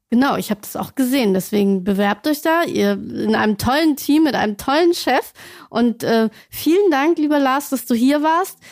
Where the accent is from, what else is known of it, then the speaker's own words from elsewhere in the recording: Celle, Lower Saxony, Germany; Ich komme selbst aus Celle